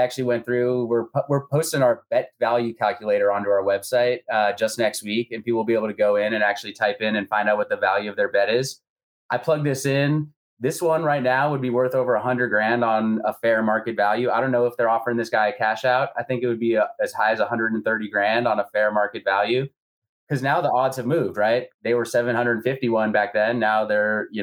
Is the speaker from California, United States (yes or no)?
yes; Bay Area, California, United States; I grew up in the Bay Area